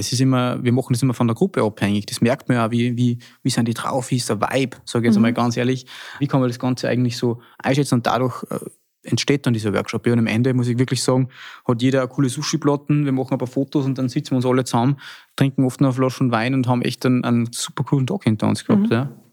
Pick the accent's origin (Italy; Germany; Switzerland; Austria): Austria; Salzkammergut; bei uns im Salzkammergut war ja immer schon eine sehr traditionsbewusste Region